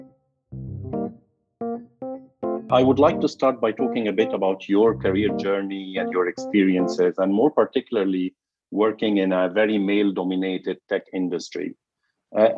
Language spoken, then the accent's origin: English; Egypt; Growing up in Egypt